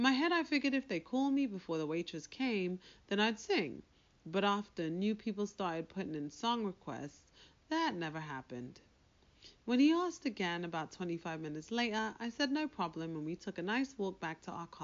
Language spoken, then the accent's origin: English; United Kingdom; moved away; I'm British